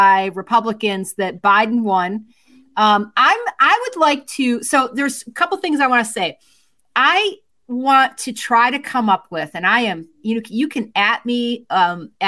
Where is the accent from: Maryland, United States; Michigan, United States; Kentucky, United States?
Michigan, United States; moved away; I don't live there now, but that's my home stomping grounds.